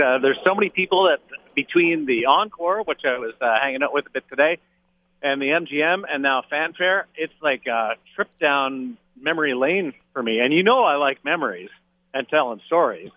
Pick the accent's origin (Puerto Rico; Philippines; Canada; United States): Canada; Canadian Prairies; We're we're Canadian prairie buddies.